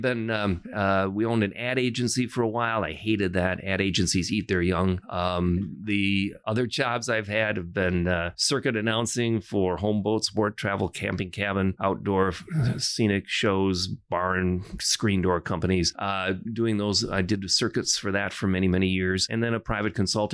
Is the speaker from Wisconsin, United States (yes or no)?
yes; Port Edwards, Wisconsin, United States; I grew up in a small little town called Port Edwards, Wisconsin.